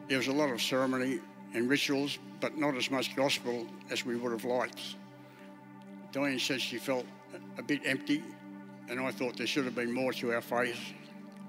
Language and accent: English; Inverell, New South Wales, Australia; moved away as an adult; also born or lived in Sydney; now in Brisbane, Australia; I was born in Inverell in northern New South Wales.